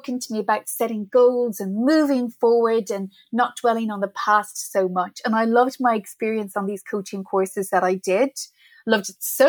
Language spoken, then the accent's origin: English; Ireland; moved away as an adult; also born or lived in Middle East; now in New York City, United States; So I'm originally from Ireland. I'm not a New Yorker, as you can probably tell by my accent